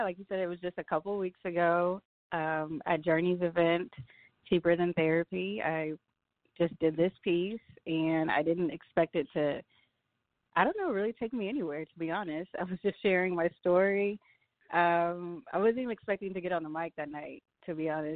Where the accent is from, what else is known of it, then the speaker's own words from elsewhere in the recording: Texas, United States; moved away as an adult; now in Atlanta, United States; I'm from Texas. I've been in Atlanta for about 7 years now